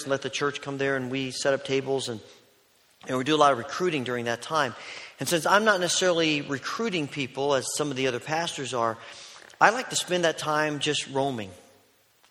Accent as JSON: {"language": "English", "country": "United States", "tie": "born or raised there", "said": "growing up in America"}